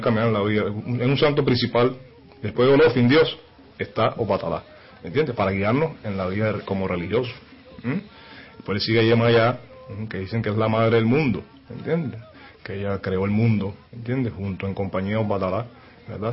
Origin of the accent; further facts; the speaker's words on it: Caracas, Capital District, Venezuela; vengo de Caracas, Venezuela